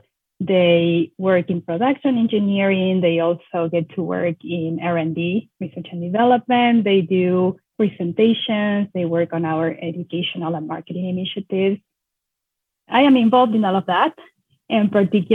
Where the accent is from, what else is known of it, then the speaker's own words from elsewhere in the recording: Argentina; moved away as an adult; also born or lived in Buenos Aires / Oregon; now in United States; I am born and raised in Argentina.